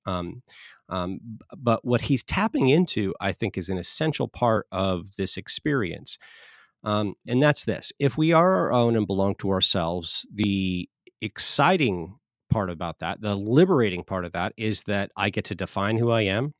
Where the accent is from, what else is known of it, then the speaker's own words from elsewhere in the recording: Southern California, United States; moved away as an adult; now in Oklahoma, United States; I'm from Southern California. The first 22, 23 years of my life, I lived there